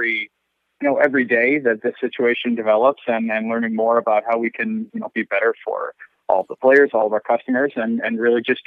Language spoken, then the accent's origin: English; Western New York, United States; I'm originally from Western New York myself